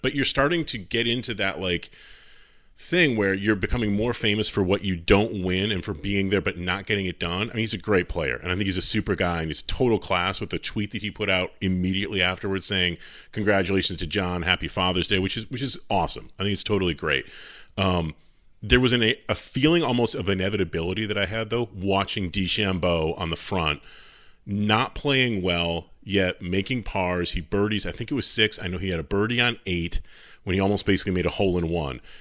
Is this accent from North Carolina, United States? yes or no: no; Travelers, Connecticut, United States; at Travelers, because I'm always pimping out my, my hometown tournament